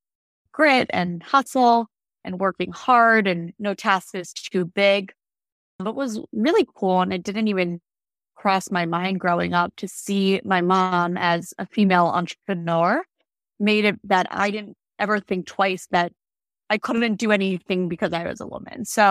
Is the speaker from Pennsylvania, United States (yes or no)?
yes; outside of Philadelphia, Pennsylvania, United States; I grew up outside of Philadelphia